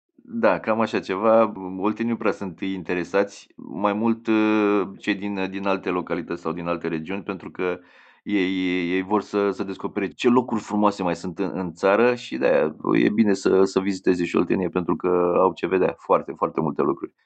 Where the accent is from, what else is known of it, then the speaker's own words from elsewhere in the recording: Ploiești, Prahova, Romania; eu nu sunt oltean, eu sunt uh, din, din Prahova, sunt născut în Ploiești